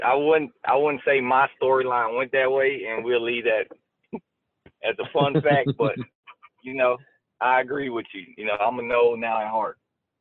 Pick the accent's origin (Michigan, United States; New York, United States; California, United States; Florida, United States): Florida, United States; Orlando; And I just remember Orlando. I was back in my hometown. It was rocking.